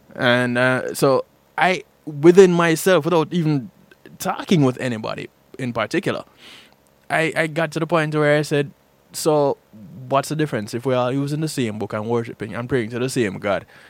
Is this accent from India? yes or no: no; Jamaica; moved away as an adult; now in United States; When I was growing up in Jamaica